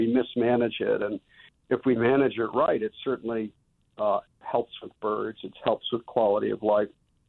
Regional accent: Connecticut, United States; moved away; I grew up in Connecticut.

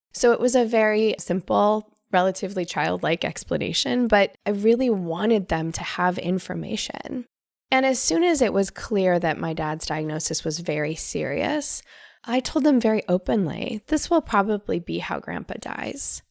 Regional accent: Northern California, United States; I grew up in Northern California

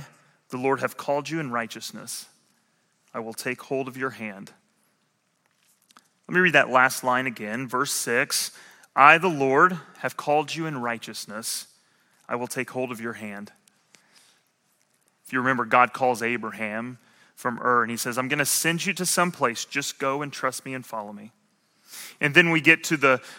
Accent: Southern Illinois, United States; I grew up in Southern Illinois, and it wasn't the best education

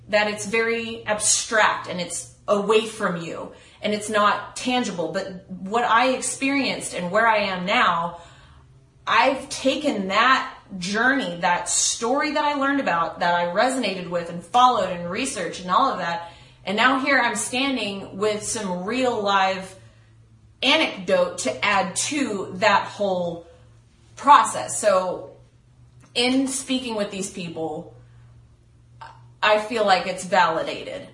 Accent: Texas, United States; I'm from Texas. We're from the same areas. We've lived in the same towns.

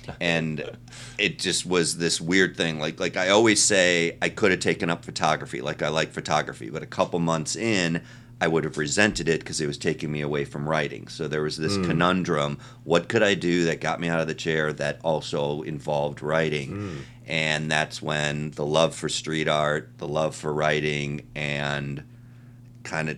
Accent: Chicago, Illinois, United States; moved away as an adult; also born or lived in Cleveland, Ohio / Hollywood; I was born in Ohio. I was born in Cleveland, and I grew up in Chicago

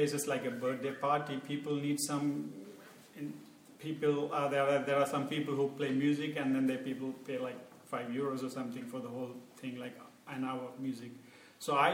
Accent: Sri Lanka; moved away as an adult; now in Berlin, Germany; I'm from Sri Lanka, and I'm doing my master's in electrical engineering

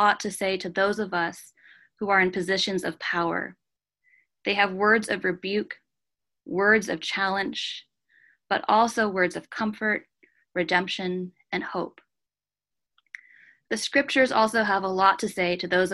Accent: Japan; moved away as an adult; also born or lived in Canada; now in United States; I am a Canadian citizen with a Filipino mother, and I spent the first 18 years of my life in Japan. I came to America when I was 18

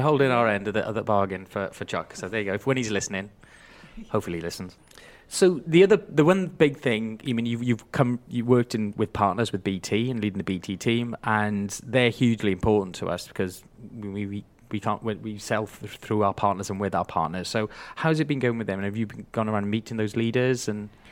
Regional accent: Wales, United Kingdom; being a Welshman

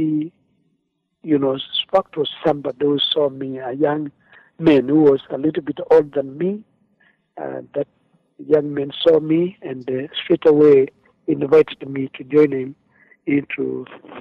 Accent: Machakos County, Kenya; I come from Africa, Kenya, but of course in Machakos County

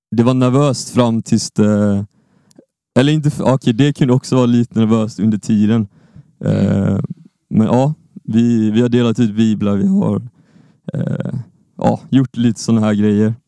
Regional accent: Lund, Skåne, Sweden; Jag kommer från Lund, jag kommer från Skåne

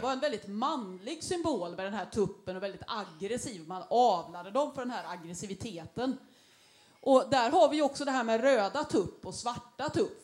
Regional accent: Gothenburg, Västra Götaland, Sweden; vi som göteborgare

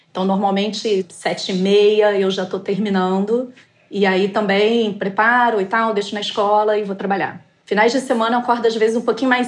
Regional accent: Paraíba, Brazil; now in Rio de Janeiro, Brazil; eu sou paraibana, mas o meu pai trabalhou multinacional, a gente se transferiu a vida inteira e já tem mais de 20

